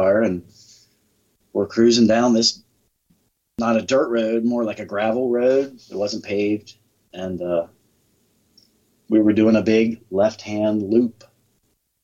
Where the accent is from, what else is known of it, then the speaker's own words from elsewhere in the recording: York, Pennsylvania, United States; Hellam in my teenage years, and Crowley, Wrightsville, but all around that area